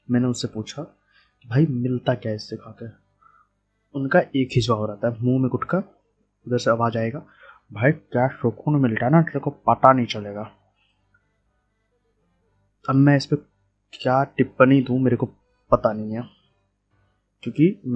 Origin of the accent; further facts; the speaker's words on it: Bihar, India; यार बिहार में कौन कौन से टाइप के गुटके चलते हैं मैं बिहार से हूँ मेरे को पता है और हाँ बहुत अजीब अजीब बंदे मेरे को दिखते हैं लेकिन बहुत अच्छे ही बंदे होते हैं बिहार में